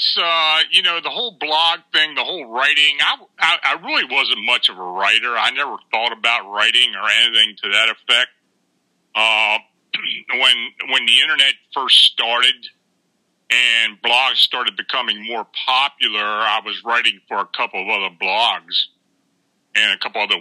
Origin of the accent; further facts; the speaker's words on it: near Gettysburg, Pennsylvania, United States; moved away as an adult; also born or lived in Baltimore, Maryland; I was born and raised near Gettysburg, so I was on the battlefield a lot